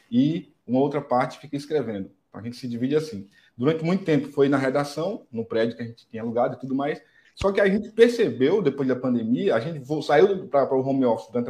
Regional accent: União dos Palmares, Alagoas, Brazil; Nós somos de União dos Palmares.

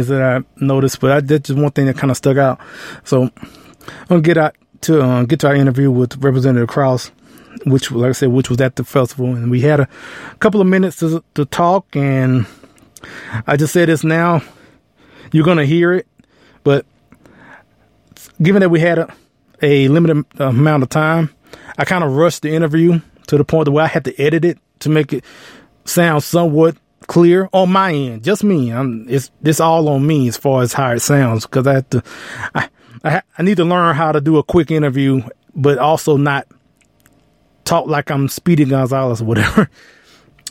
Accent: Texas, United States; I'm from Texas

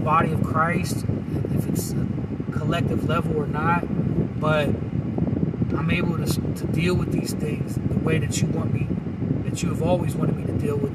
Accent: United States; I'm an American

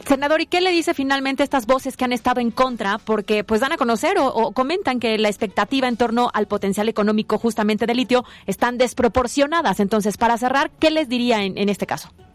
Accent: Puebla, Mexico; 100% poblanas.

